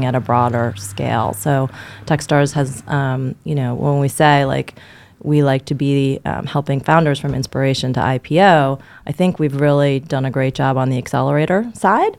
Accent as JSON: {"language": "English", "region": "New York", "country": "United States", "tie": "born or raised there", "said": "born and raised in New York"}